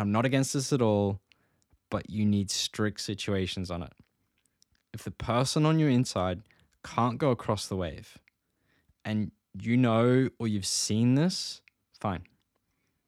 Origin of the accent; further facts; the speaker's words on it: Gold Coast, Queensland, Australia; I grew up in the Gold Coast